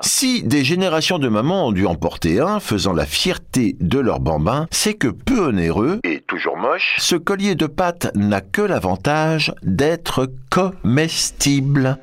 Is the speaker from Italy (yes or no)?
no; France; chez nous en France